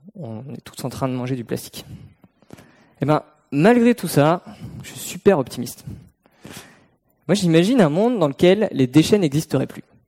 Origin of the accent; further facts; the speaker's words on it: Brittany, France; j'ai grandi en Bretagne, au bord de la mer